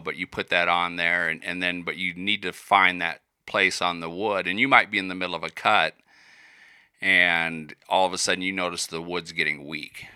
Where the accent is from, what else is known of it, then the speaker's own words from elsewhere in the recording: Iowa, United States; moved away as an adult; also born or lived in Colorado; I was born in Iowa